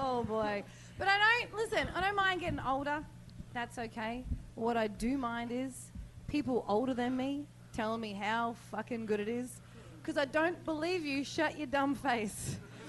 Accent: Australia; moved away; I am Australian.

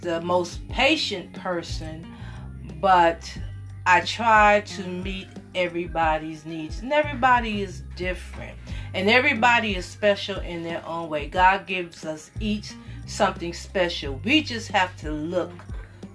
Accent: New York, United States; now in Orangeburg, United States; originally I'm from New York. I currently live here in Orangeburg.

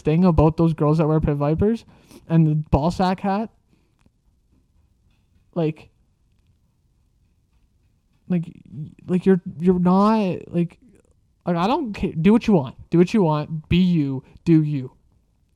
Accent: Canada; I'm a Canadian

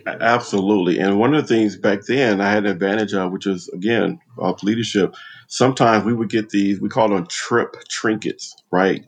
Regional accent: Compton, California, United States; moved away as an adult; growing up in Compton

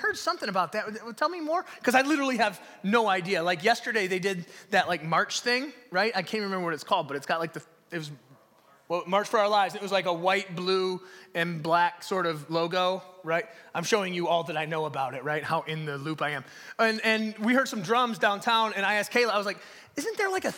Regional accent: Detroit, Michigan, United States; I grew up in Detroit. I grew up over by like 7 Mile and Kelly on Novara Street

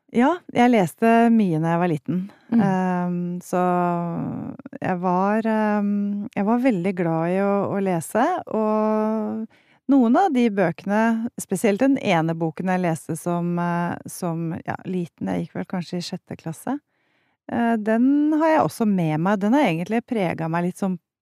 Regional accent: Haga, Akershus, Norway; jeg vokste opp på Haga

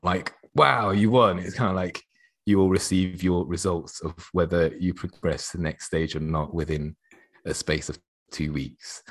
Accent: Oxford, South East England, United Kingdom; was growing up in Oxford.

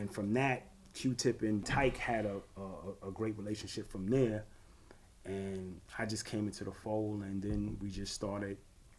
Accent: New York City, New York, United States; We were from Gates Avenue, neighboring blocks.

